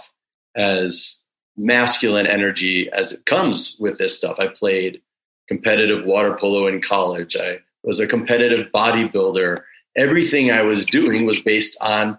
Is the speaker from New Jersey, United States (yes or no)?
no; Woodstock, Illinois, United States; the movie that was filmed in my hometown, Groundhog Day